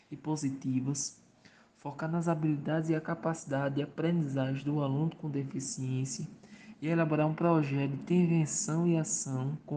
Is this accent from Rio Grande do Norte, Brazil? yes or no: yes; Mossoró, Rio Grande do Norte, Brazil; sou do estado do Rio Grande do Norte, na cidade de Mossoró.